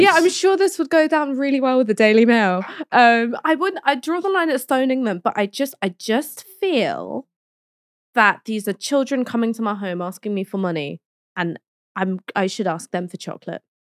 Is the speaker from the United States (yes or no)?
no; London, United Kingdom; I grew up in London, I studied in London, I've stayed in London